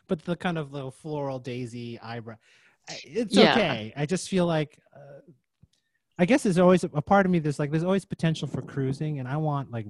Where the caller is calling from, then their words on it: Jersey City, New Jersey, United States; I'm in Jersey City.